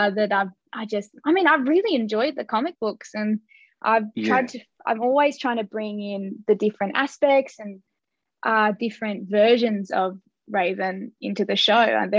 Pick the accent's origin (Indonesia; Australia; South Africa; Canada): Australia; we were both kind of bonded being Australian, being away from home.